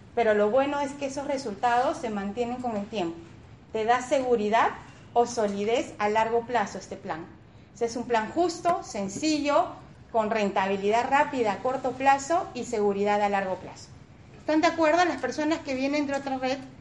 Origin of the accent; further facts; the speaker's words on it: Peru; como peruanos